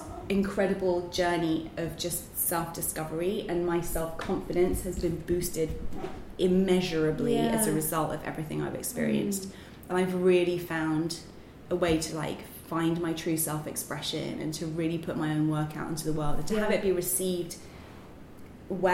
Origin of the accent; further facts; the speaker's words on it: London, United Kingdom; moved away as an adult; now in New York, United States; London's my hometown